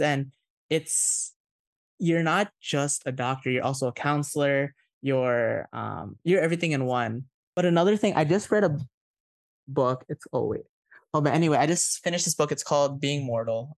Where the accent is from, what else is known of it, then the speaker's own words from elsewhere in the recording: Indonesia; moved away; I'm a fob, I was born in Indonesia, I have an Indonesian passport